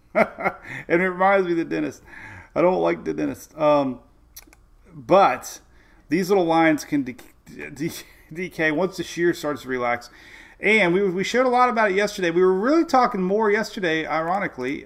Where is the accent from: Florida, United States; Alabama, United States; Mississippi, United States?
Florida, United States; Oldsmar; We're coming to you live from Oldsmar, Florida. It's my hometown, home of Mike's Weather Page